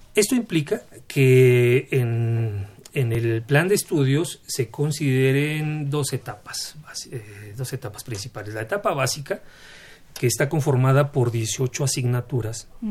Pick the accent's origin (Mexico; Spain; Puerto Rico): Mexico